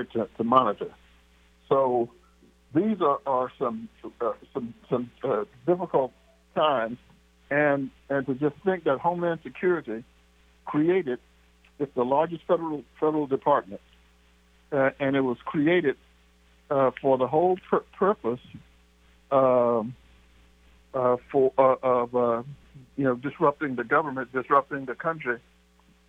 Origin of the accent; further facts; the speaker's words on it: Texas, United States; moved away; also born or lived in Kansas City, Missouri; Aunt Edna, who I grew up with in Texas